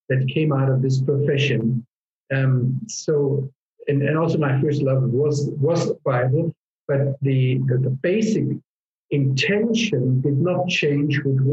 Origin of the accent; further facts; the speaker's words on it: Black Forest, Baden-Württemberg, Germany; moved away as an adult; also born or lived in Czech Republic; now in Israel; I grew up in the Black Forest